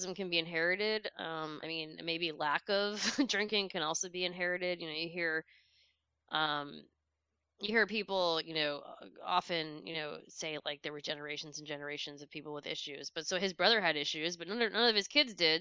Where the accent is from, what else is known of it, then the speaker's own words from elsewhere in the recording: Westchester County, New York, United States; now in Washington, D.C., United States; I grew up in New York